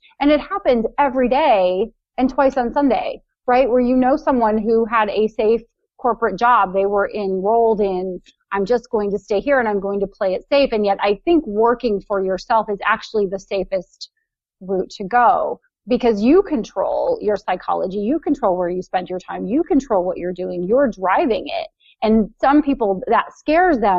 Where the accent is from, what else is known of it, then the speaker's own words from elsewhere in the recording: Ohio, United States; from Ohio who writes books and publishes them on Amazon